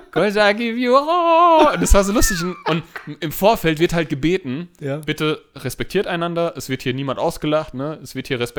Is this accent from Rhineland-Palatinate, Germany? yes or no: no; Hanau, Hesse, Germany; ich bin 31 Jahre alt, ich bin Erzieher, ich komme aus Hanau